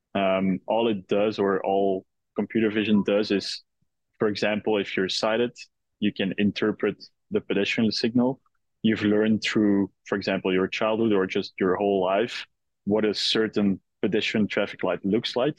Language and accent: English; Belgium; moved away as an adult; now in New York, United States; originally, I, am uh, Belgian.